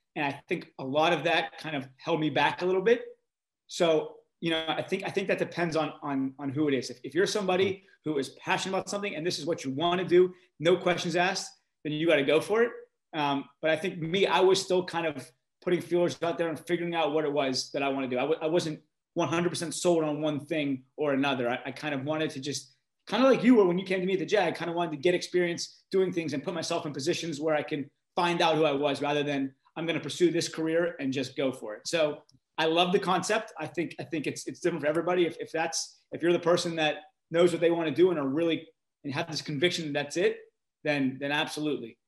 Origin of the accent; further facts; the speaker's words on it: Pittsburgh, Pennsylvania, United States; I grew up in Pittsburgh